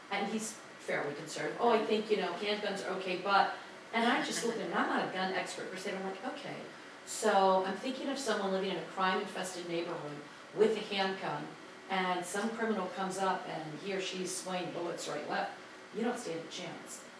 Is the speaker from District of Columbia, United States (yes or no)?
yes; Washington, District of Columbia, United States; now in Maryland, United States; I'm an activist Republican from the great state of Maryland. Oh. And I grew up in Washington DC